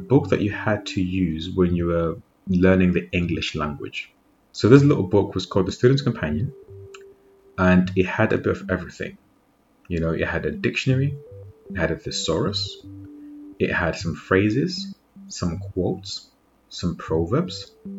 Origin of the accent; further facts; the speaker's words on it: Zimbabwe; now in United Kingdom; I'm actually born and raised in Zimbabwe